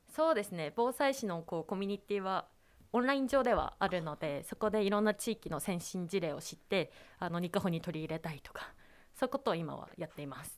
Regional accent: Nikaho, Akita, Japan; 伊香保市のコノーラの前川地区出身です

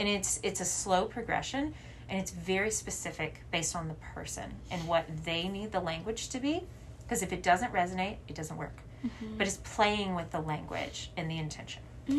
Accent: the South, United States; But particularly in the town that I grew up in the South, it was smaller

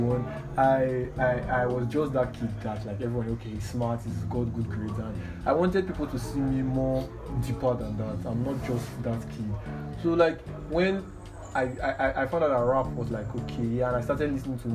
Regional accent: Warri, Delta, Nigeria; Warri, I'm from Warri

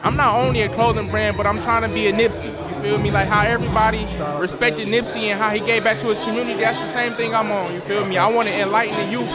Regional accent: Inkster, Michigan, United States; I'm from Inkster.

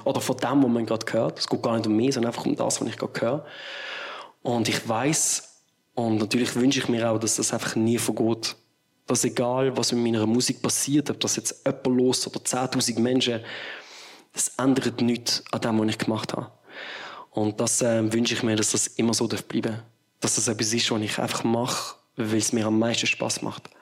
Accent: Bottmingen, Basel-Landschaft, Switzerland; Bottmingen, dort wo ich aufgewachsen bin

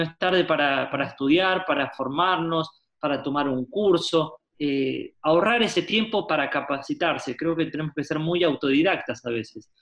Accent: Buenos Aires, Argentina; nací en la ciudad de Buenos Aires, Argentina, soy porteño

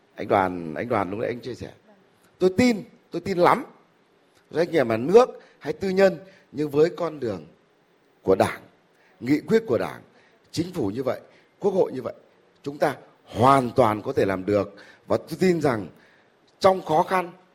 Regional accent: Vietnam; mình là người Việt Nam

